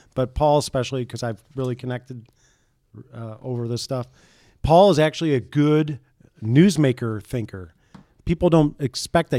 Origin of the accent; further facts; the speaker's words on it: St. Joseph, Michigan, United States; moved away as an adult; also born or lived in Buffalo, New York; fat kid, growing up in Saint Joe, watching the station, watching the Cubs